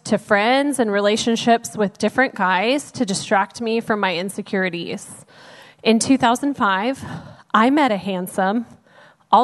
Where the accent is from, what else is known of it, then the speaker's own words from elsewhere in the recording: Dallas, Texas, United States; I was born and raised in Dallas